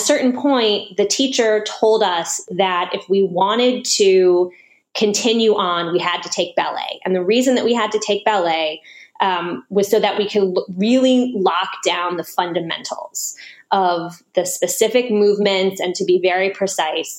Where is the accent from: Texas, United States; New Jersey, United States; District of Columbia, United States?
District of Columbia, United States; Washington; also born or lived in New York City; I grew up in Washington, D.C.